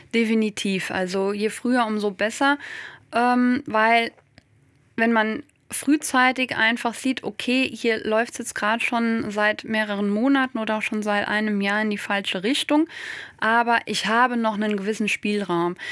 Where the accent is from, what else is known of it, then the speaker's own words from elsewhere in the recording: Westerwald, northern Rhineland-Palatinate, Germany; ich komme aus der Landwirtschaft, aus einem ländlich geprägten Raum im Westerwald im Norden von Rheinland-Pfalz